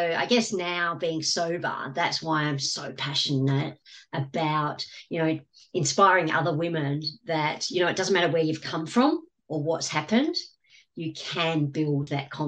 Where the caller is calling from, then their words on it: Gold Coast, Queensland, Australia; From the Gold Coast in Australia.